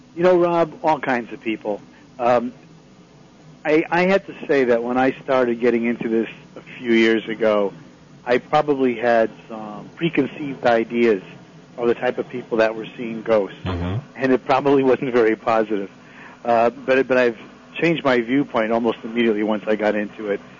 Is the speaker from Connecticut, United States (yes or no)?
yes; Connecticut, United States; moved away; I grew up in Connecticut